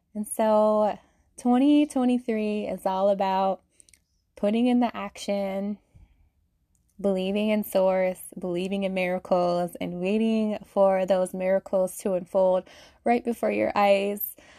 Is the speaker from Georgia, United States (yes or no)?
no; Salt Lake City, Utah, United States; I'm from Salt Lake City, Utah, born and raised. I've been here my whole life